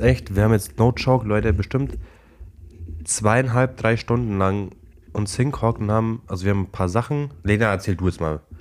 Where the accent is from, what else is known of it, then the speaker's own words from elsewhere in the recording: Klingen, Germany; Bei uns in Klingel es halt immer so, dass äh, Krampus und Nikolaus rumlaufen